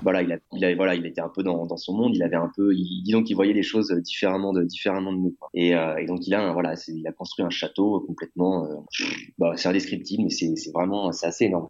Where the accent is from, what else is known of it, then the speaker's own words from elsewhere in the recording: France; now in Mexico; en tant que Français